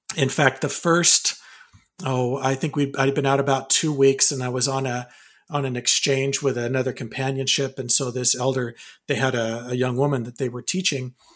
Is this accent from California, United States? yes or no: yes; California, United States; moved away as an adult; also born or lived in Provo, Utah / Wyoming / Bay Area / Bakersfield; now in Vancouver, Washington, United States; we moved to California, lived most of my life, uh, or I should say, my uh, up until I was 18 in California